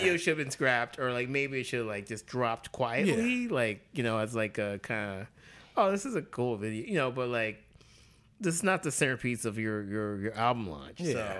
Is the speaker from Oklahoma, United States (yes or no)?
no; Alabama, United States; I grew up in Alabama